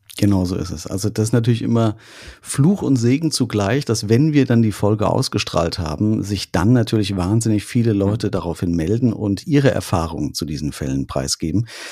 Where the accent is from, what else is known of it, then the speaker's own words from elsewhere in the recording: Künzell, Hesse, Germany; aus meinem Heimatdorf in mhm. Künzell